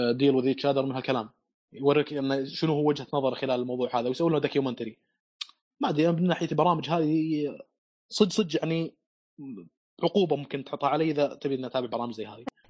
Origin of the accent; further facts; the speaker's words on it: Saudi Arabia; عندنا في السعوديه